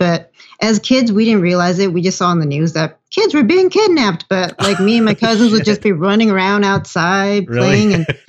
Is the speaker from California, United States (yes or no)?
yes; Los Angeles, California, United States; I was born in LA. I grew up in Echo Park area.